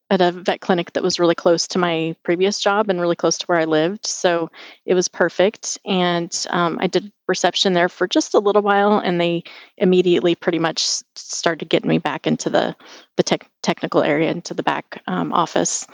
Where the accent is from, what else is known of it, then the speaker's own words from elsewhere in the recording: Spokane, Washington, United States; also born or lived in Seattle, Washington; I grew up in Spokane, Washington. Um, it's on the east side of the state